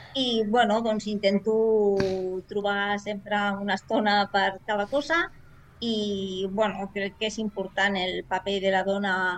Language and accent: Catalan; Barberà del Vallès, Catalonia, Spain; soc d'aquí de Barberà, de tota la vida